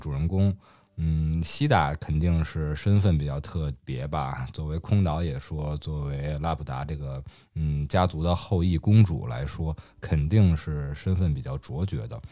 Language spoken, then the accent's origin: Chinese; Beijing, China; 在我老家，在我小的时候